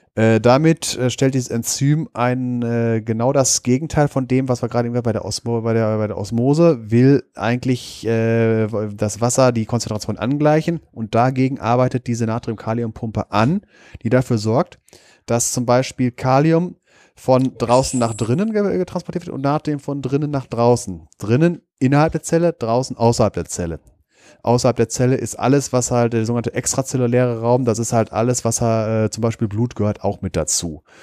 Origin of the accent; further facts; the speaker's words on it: Wesel, North Rhine-Westphalia, Germany; in meiner Kindheit, wo ich aufgewachsen bin, am Niederrhein in der Nähe von Wesel.